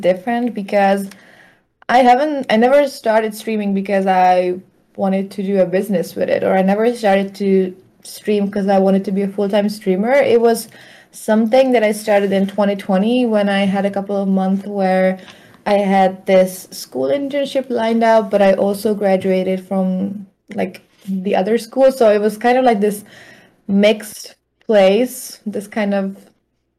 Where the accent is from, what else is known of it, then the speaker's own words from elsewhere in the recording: Hungary; moved away as an adult; now in Germany; I'm from Hungary